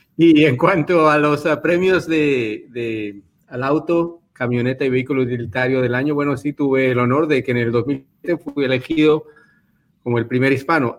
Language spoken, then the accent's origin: Spanish; Spain; yo nací en España